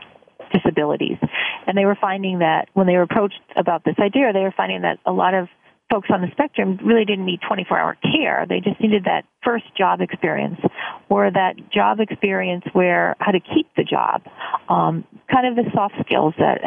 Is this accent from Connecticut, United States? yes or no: yes; Guilford, Connecticut, United States; I grew up here in Guilford